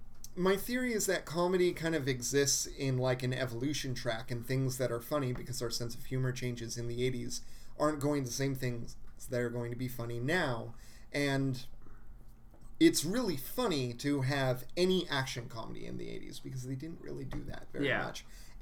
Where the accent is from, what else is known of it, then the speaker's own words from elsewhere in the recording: Southern California, United States; moved away; I'm from Southern California. We don't say it down there